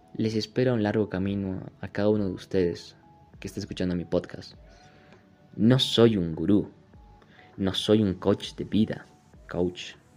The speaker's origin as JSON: {"language": "Spanish", "country": "Bolivia", "said": "Solamente soy un chico boliviano"}